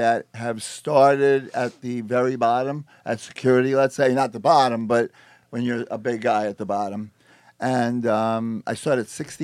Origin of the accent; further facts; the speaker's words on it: New York City, New York, United States; I'm from Queens.